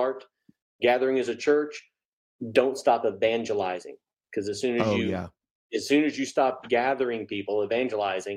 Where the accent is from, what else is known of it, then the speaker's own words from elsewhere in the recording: Mobile, Alabama, United States; also born or lived in Texas / Asheville, North Carolina / Hickory, North Carolina; now in Tucson, United States; Mobile, Alabama is home, but been all over Texas, then North Carolina, then out here.